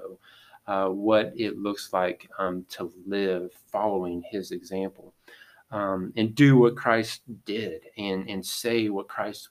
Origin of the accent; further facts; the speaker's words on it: Georgia, United States; now in Bedford; whenever I grew up in Georgia